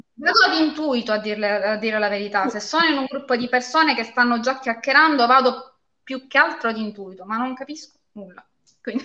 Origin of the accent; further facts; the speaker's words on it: Castrovillari, Calabria, Italy; moved away as an adult; also born or lived in Catanzaro; now in Spezzano Albanese, Italy; io sono nata e vissuta a Castrovillari, mm, provincia di Cosenza